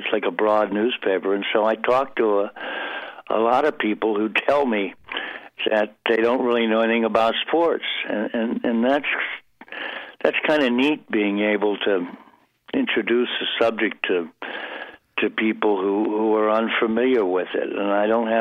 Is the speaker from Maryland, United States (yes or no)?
yes; Baltimore, Maryland, United States; accent: Baltimore; moved away as an adult; also born or lived in Princeton / New York; I grew up in Baltimore, which is a terrible regional accent, very nasal